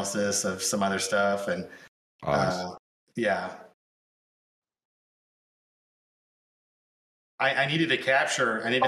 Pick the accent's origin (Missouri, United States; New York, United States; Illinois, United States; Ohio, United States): Missouri, United States; Sikeston; We were at the Sykeston City Jail at my hometown